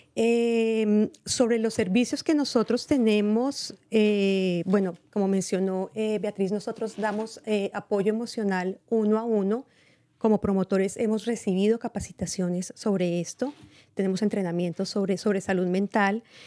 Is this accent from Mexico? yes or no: no; Colombia; now in Marin County, United States; soy colombiana.